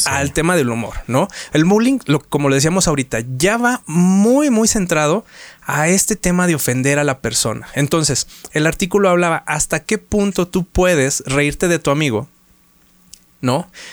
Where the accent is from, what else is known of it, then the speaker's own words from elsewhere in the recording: Mexico; como buen mexicano